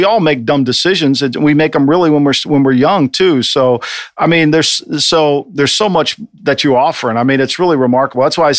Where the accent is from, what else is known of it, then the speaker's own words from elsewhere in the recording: New Jersey, United States; moved away; as a kid growing up in New Jersey